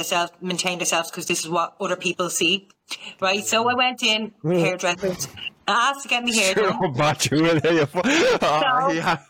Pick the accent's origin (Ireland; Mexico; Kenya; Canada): Ireland; I'm from Ireland